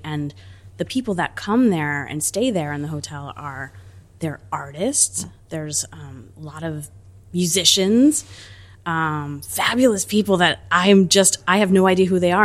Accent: New Jersey, United States; also born or lived in Italy (ancestry) / New York; my backyard in New Jersey

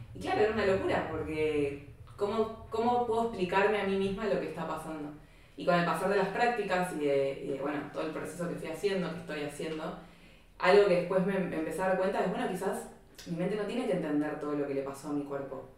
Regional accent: Buenos Aires, Argentina; moved away; yo vengo de Argentina, vengo de Buenos Aires

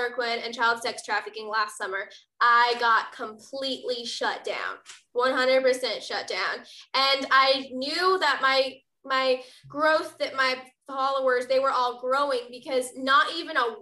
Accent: Texas, United States; my home state of Texas

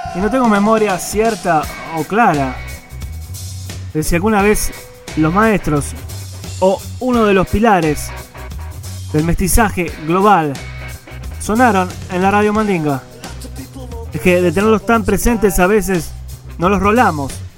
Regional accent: Uruguay; mi tierra, Uruguay, de nuestra tierra

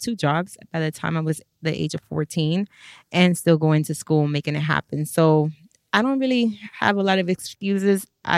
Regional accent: Miami, Florida, United States; Ooh, take me back. I was raised with a single mother.

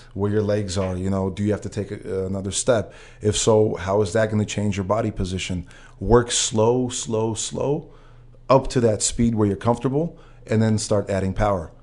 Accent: Russia; moved away

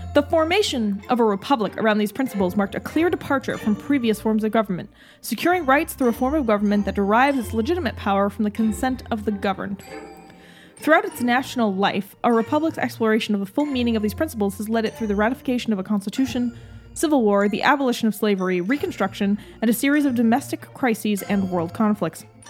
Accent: United States; we have also both been raised in America as American citizens

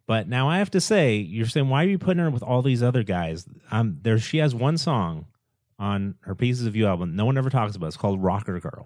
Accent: Boston, Massachusetts, United States; I'm from the Boston area

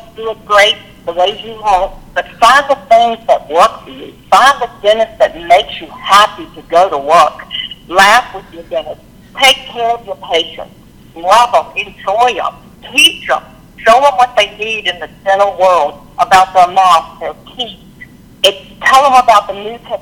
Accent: Lynchburg, Virginia, United States; moved away as an adult; now in Virginia Beach, United States; I'm from Lynchburg, Virginia, and I recently moved to Virginia Beach.

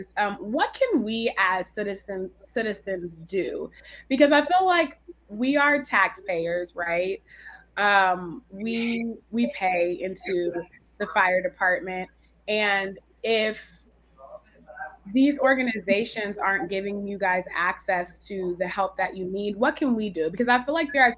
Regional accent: San Francisco Bay Area, California, United States; now in Brooklyn, United States; I'm also from the San Francisco Bay Area

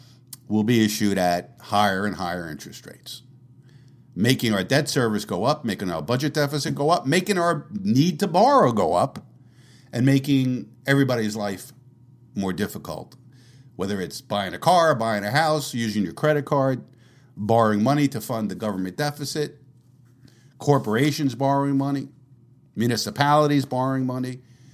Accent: Canada; I'm from Canada, but I assume the interest rate terms in the U.S. are the same.

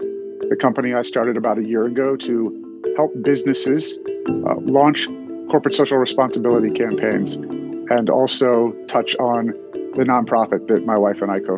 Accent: Cincinnati, Ohio, United States; moved away as an adult; now in Philadelphia, United States; So I was born in Cincinnati, Ohio, and grew up there, went to college at Ohio State, where I met my wife. She's from Philadelphia, and that's how I got here.

